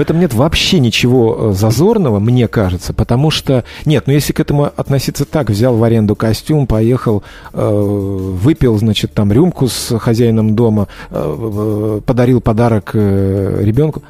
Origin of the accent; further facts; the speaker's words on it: Georgia; я грузин